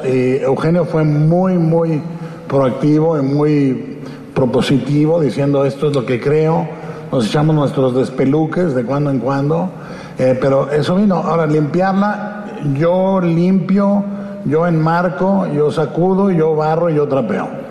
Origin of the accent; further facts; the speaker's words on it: Guadalajara, Jalisco, Mexico; en López Cotilla viví de niño, en Pedro Moreno y Robles Gil, con mi abuela